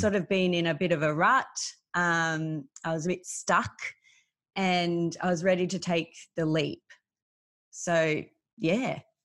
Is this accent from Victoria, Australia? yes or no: yes; Melbourne, Victoria, Australia; I grew up in Melbourne. I've lived here my whole life